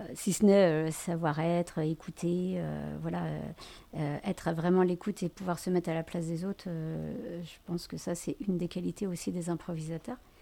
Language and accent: French; France; nous avoir en tant que Français